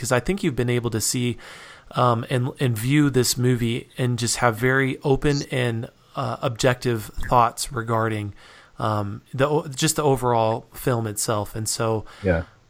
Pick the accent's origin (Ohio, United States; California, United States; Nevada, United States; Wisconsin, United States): Nevada, United States; Reno; now in Utah, United States; I grew up in Reno, Nevada